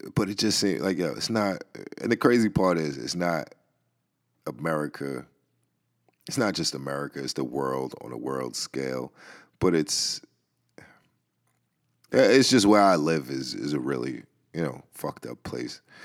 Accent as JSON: {"language": "English", "town": "New York City", "region": "New York", "country": "United States", "tie": "born or raised there", "said": "I grew up in the Bronx"}